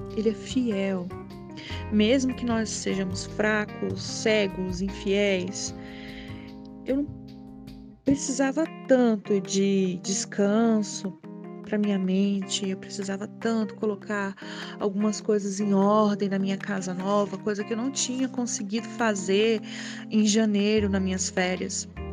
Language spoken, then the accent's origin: Portuguese; Brasília, Federal District, Brazil; sou daqui de Brasília